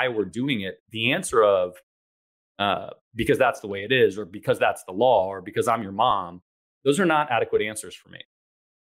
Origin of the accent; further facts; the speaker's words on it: Ann Arbor, Michigan, United States; I grew up in Ann Arbor, Michigan, which is a great town, but too small for my liking.